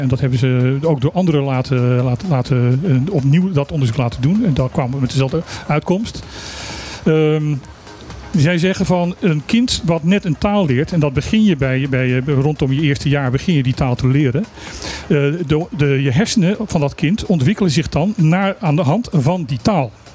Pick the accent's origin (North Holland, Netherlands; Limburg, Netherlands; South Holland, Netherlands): Limburg, Netherlands; wij zijn het zuiden van Nederland. Het zuidelijkste puntje van Nederland